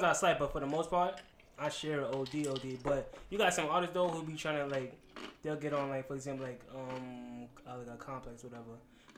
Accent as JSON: {"language": "English", "town": "New York City", "region": "New York", "country": "United States", "tie": "born or raised there", "also_born_or_lived": "Brooklyn", "moved": "yes", "said": "I'm from Queens. Mm-hmm. That's how I know AJ from junior high school"}